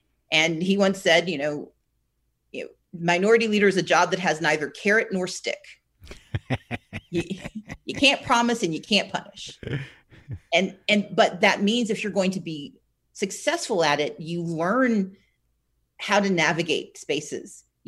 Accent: the South, United States; I mean, look, I'm from the South. I always anticipate the worst.

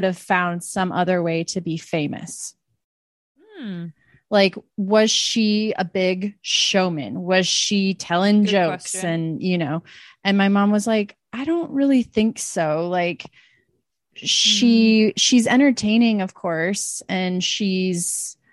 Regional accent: Iowa, United States; I'm from Iowa

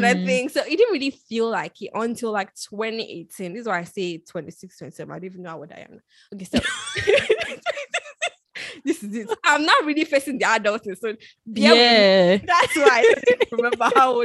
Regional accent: Nigeria; moved away as an adult; now in United Kingdom; I moved from Nigeria to the UK for school

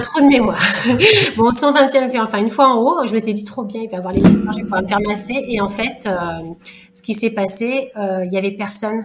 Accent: Lyon, Auvergne-Rhône-Alpes, France; moved away; also born or lived in Réunion; je suis lyonnaise à la base, j'avais plus la famille ici, et euh, c'est pour ça que je suis revenue en fait par ici

